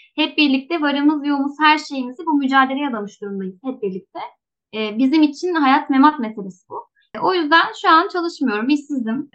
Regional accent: Muğla, Turkey; also born or lived in Denizli; now in İkizköy, Turkey; 2018 senesine kadar köyümüze yakın bir ilçede yaşıyorduk aslında.

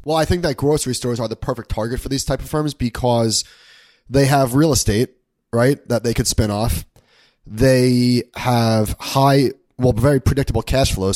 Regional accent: Long Island, New York, United States; now in Brooklyn, United States; we're in the process of, of looking for a house in my hometown on Long Island.

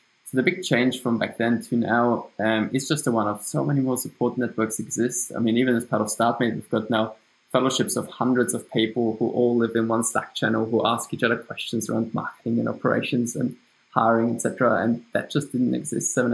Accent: Austria; accent: German; English is a second language; moved away as an adult; now in Australia; So you can hear from my accent that it's German. So I'm from Austria, but I moved to Australia 7-8 years ago.

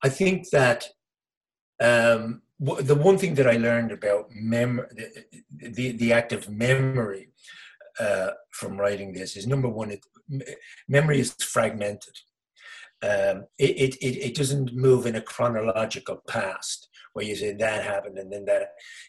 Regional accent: Dublin, Leinster, Ireland; I come into the world in Dublin

